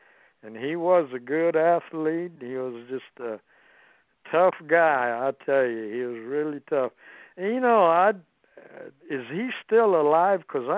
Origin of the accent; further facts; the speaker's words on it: Austin, Texas, United States; he was a Texas boy, and I was from Austin, Texas, and we really got along.